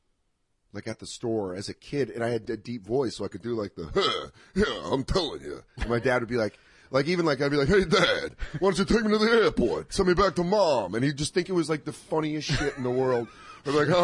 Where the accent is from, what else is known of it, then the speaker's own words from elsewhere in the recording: Denver, Colorado, United States; I grew up in Denver.